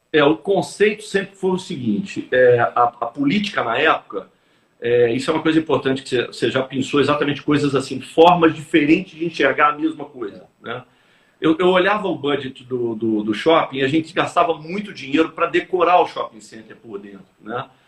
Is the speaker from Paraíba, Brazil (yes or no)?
no; Belo Horizonte, Minas Gerais, Brazil; moved away as an adult; now in Rio de Janeiro, Brazil; Eu sou mineiro de Belo Horizonte.